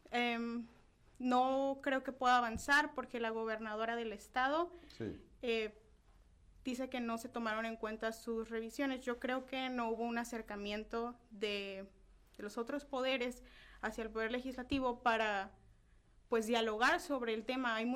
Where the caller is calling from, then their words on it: Tecate, Baja California, Mexico; desde el municipio de Tecate.